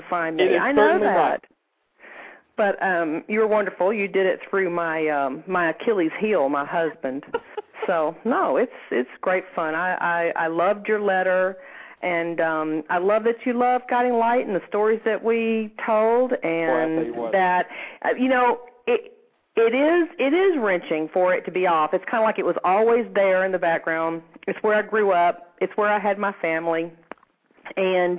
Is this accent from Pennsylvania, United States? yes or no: no; Huntsville, Alabama, United States; moved away; also born or lived in Shreveport, Louisiana; I grew up in Alabama, in Huntsville, Alabama, which was very interesting